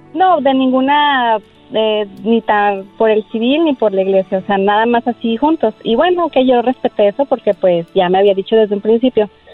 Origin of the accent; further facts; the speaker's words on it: Aguascalientes, Mexico; moved away; Fue en mi tierra, fue en mi tierra en Aguascalientes